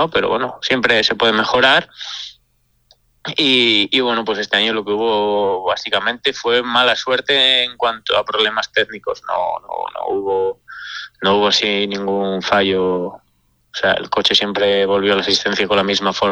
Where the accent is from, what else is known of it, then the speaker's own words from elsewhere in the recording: Asturias, Spain; Bueno, y en mi pueblo, con que en mi pueblo más aún que nos llevamos el supercampeonato y la Suiza. O sea, en un pueblo tan pequeño, una villa tan pequeña